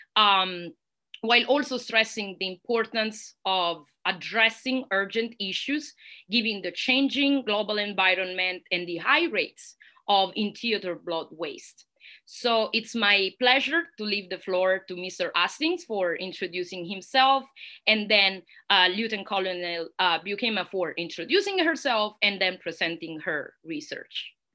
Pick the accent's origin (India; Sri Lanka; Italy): Italy; accent: Italian; English is a second language; moved away as an adult; now in United States; Università degli Studi Roma Tre in Italy, which is also my home country and probably you can hear that from my accent